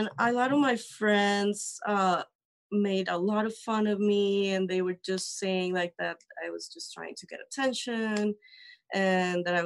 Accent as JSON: {"language": "English", "country": "Colombia", "said": "I'm from Colombia."}